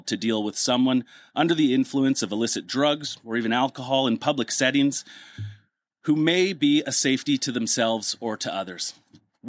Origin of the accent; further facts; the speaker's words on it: Edmonton, Alberta, Canada; born and raised in Edmonton, actually not even too far from here